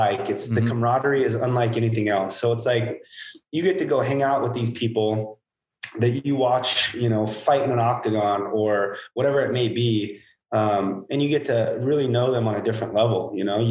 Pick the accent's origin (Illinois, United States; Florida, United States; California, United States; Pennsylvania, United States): California, United States; Hanford; I'm from Hanford, California, basically the armpit of California